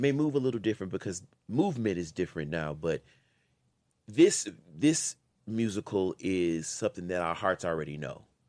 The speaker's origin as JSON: {"language": "English", "region": "Louisiana", "country": "United States", "said": "I'm from Louisiana"}